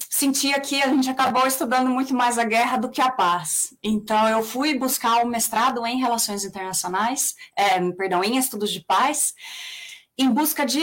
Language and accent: Portuguese; São Paulo, Brazil; accent: São Paulo; also born or lived in Mato Grosso / Recife; morei no Mato Grosso, morei em Recife, morei muito tempo em São Paulo, é daí que vem, é daí que vem meu sotaque.